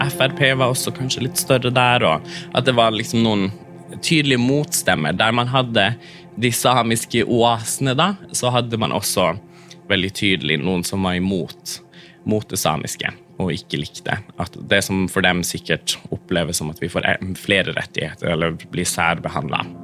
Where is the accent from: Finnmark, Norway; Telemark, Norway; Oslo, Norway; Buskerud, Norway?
Finnmark, Norway; Karasjok; first language Northern Sami; Norwegian is a second language; jeg har jo vokst opp i eh, hjemme nordpå. At det samiske er rundt meg i, i flertall, f.eks. i Karasjok